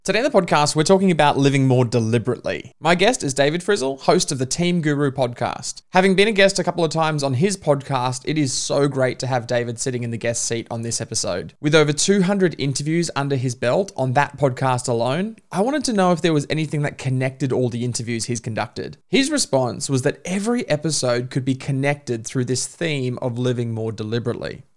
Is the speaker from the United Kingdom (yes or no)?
no; Queensland, Australia; now in Melbourne, Australia; I'm a Queenslander by birth, Melburnian by choice